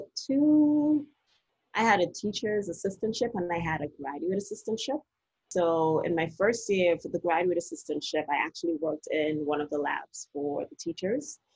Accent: Trinidad & Tobago; now in Washington DC, United States; I'm originally from Trinidad Tobago

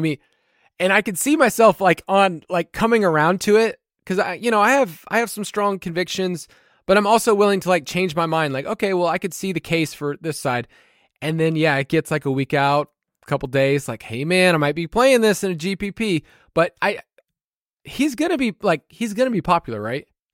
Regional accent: Georgia, United States; I'm from Georgia

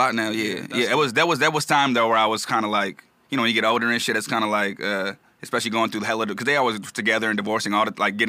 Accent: Carson, California, United States; also born or lived in Riverside, California / Orange County, California; Nah, I grew up in Carson.

